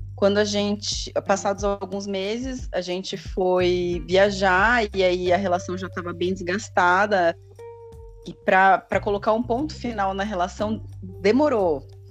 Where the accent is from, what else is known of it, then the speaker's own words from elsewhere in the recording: São Paulo, Brazil; eu sou de São Paulo, capital